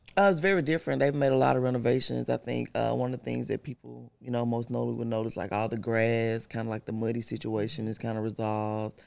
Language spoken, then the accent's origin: English; Memphis, Tennessee, United States; Born and raised in Memphis, South Memphis